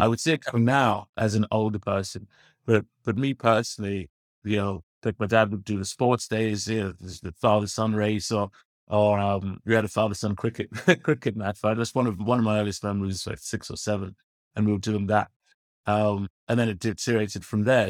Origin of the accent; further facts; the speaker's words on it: London, United Kingdom; now in Ireland; I'm a born and bred Londoner, Paul. Um, to northwest London, little, little area of the world is called, uh, Finchley